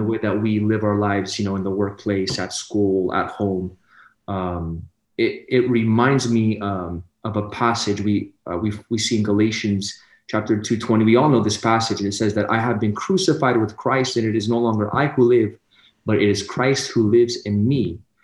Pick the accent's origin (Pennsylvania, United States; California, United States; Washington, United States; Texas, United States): California, United States; Sacramento; I come from Sacramento, California, born and raised